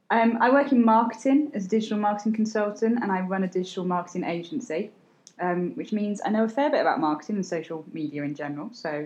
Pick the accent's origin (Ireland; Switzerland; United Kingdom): United Kingdom; also born or lived in London / Cheshire / Sussex / Surrey; now in Staffordshire, United Kingdom; Well, I'm not Swedish, I'm British. I'm currently living in Staffordshire, but as people who know us know, we move every sort of 6 to 12 months.